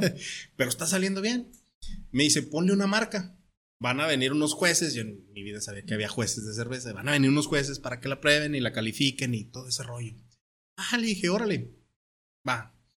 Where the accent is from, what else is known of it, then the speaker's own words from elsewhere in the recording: Torreón, Coahuila, Mexico; moved away as an adult; also born or lived in Sierra Tarahumara; now in Tijuana, Mexico; mi tierra, yo soy de Torreón, Coahuila